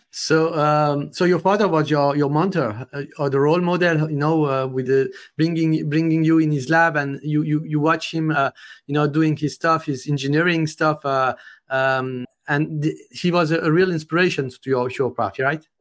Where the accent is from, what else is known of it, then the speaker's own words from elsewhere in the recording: France; accent: French; English is a second language; my French accent.